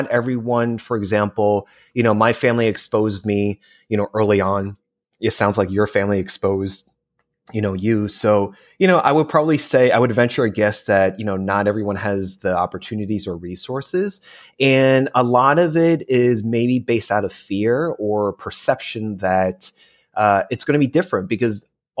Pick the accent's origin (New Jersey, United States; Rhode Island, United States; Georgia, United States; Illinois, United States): New Jersey, United States; now in California, United States; I was born and raised in New Jersey, and my parents are immigrants from China and Hong Kong